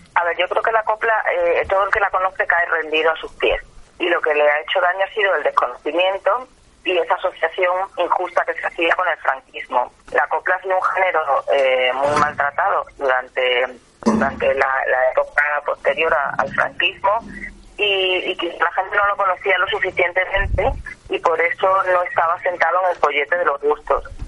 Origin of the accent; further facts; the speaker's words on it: Salorino, Extremadura, Spain; moved away; also born or lived in Madrid; Soy de un pueblo que se llama Salorino.